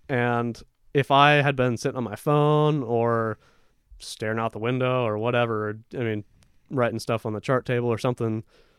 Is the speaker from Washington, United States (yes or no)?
yes; Seattle, Washington, United States; So we grew up in Seattle, and we go to Southeast Alaska.